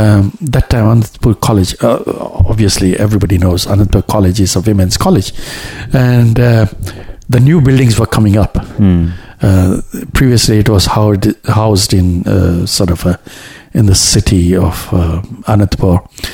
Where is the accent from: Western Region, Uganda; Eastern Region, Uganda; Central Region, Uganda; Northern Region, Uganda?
Central Region, Uganda; Kampala; born there; also born or lived in India; Incidentally, I was born in East Africa, in Kampala, in Uganda. So that time Uganda was still under British territory.